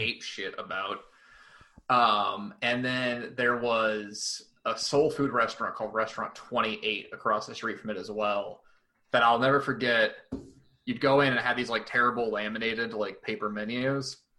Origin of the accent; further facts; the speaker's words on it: Glendale, Arizona, United States; now in Tucson, United States; I grew up in the West Valley. I grew up in Glendale.